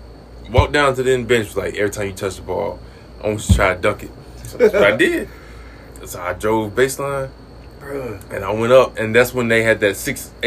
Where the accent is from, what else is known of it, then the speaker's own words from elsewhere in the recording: Midway, North Carolina, United States; now in Charlotte, United States; I am driving back home. I'm driving from Charlotte back to Midway for all of these games